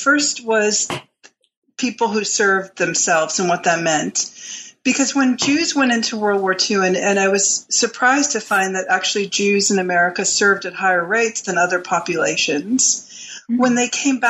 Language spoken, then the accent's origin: English; New York, United States; Sure. I was born and bred in New York.